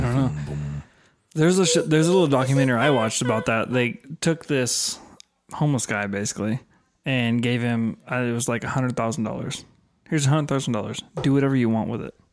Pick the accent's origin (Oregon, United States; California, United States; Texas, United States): Oregon, United States; I grew up in Oregon